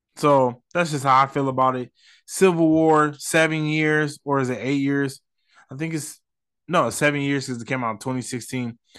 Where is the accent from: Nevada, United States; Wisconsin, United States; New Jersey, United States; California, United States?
Nevada, United States; Las Vegas; I'm not from New York, I'm from Vegas